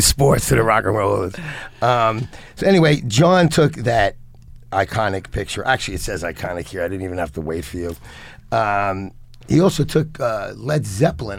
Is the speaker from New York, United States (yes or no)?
yes; New York City, New York, United States; also born or lived in Lower Manhattan; I'm 64 years old. I grew up in the Bronx. I lived in Lower Manhattan and, and Lower East Side for, for decades and decades and decades.